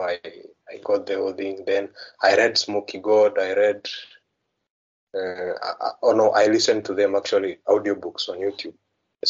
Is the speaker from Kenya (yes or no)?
yes; Kenya; I'm from Kenya